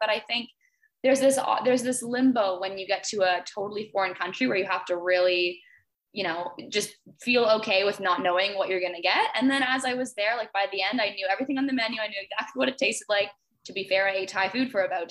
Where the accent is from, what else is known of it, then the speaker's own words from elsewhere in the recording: Toronto, Ontario, Canada; I'm from Canada, from Toronto.